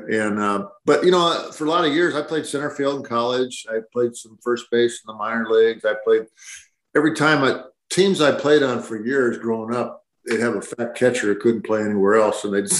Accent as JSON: {"language": "English", "region": "Iowa", "country": "United States", "tie": "born there", "also_born_or_lived": "San Diego", "moved": "yes", "said": "And I was born in Iowa, moved to San Diego like John Wayne."}